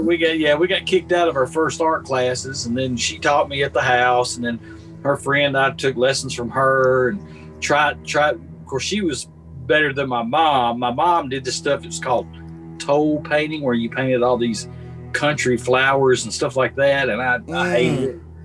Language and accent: English; Columbia, Tennessee, United States; I grew up in Columbia, Tennessee